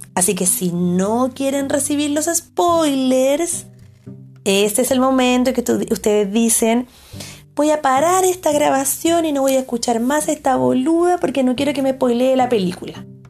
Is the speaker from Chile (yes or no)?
yes; Chile; como espectadora chilena